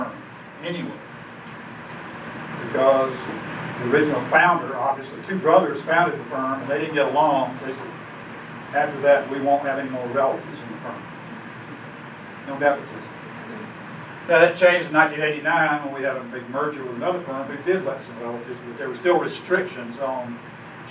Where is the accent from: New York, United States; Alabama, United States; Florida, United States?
Alabama, United States; when I was growing up in Alabama